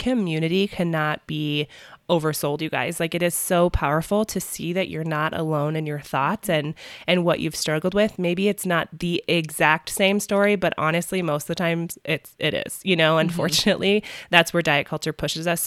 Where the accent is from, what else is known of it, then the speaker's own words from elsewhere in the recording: Midwest, United States; accent: Midwest; also born or lived in Minnesota; my family's from Minnesota and I'm from the Midwest, for my accent not to come out so strong